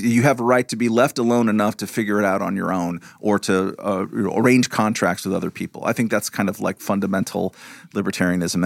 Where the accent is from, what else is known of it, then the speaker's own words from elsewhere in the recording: Lakewood, California, United States; moved away as an adult; also born or lived in New York City / Prague; where me and Hialeah grew up